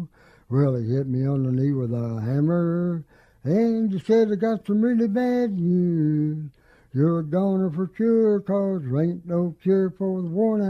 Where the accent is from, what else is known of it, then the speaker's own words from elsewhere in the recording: New Mexico, United States; moved away; I came up here from New Mexico way back in 78, so I consider myself a native now. I'm even used to the rain.